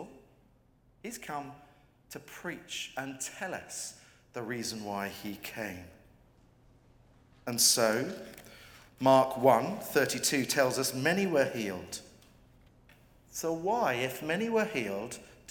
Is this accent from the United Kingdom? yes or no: yes; England, United Kingdom; I'm an Englishman.